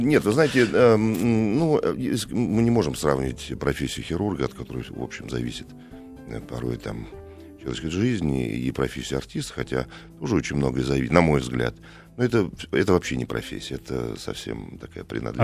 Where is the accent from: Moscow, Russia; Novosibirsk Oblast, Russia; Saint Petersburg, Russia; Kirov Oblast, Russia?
Moscow, Russia; мы это, кстати, москвичи очень любили в общагах жить